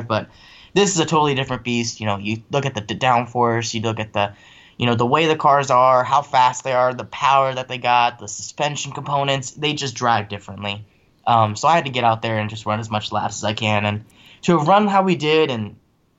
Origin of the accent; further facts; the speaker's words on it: California, United States; now in East Coast, United States; I was able to travel back to my home state and do races